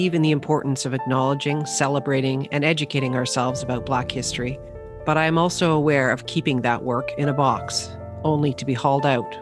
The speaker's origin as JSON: {"language": "English", "town": "St. Albert", "region": "Alberta", "country": "Canada", "tie": "born or raised there", "said": "I grew up in St. Albert"}